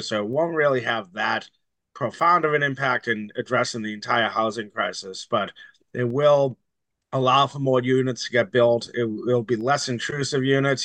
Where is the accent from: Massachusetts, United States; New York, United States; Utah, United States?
Massachusetts, United States; Somerville; I grew up in Somerville